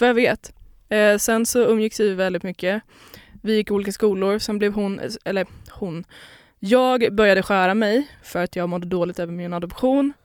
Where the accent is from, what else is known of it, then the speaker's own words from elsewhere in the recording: Lidingö, Stockholm County, Sweden; also born or lived in Poland / Skåne; Jag är uppväxt på Lidingö